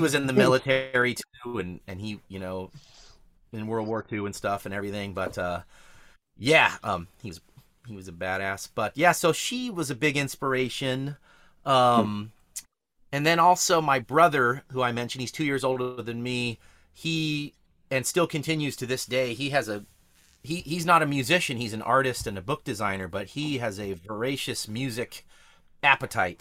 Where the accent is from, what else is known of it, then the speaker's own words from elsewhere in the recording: Hollister, California, United States; I grew up out in Hollister